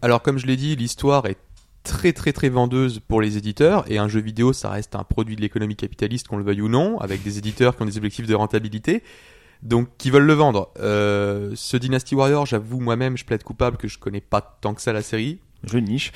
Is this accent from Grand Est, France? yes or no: yes; Lorraine, Grand Est, France; Je viens de Lorraine.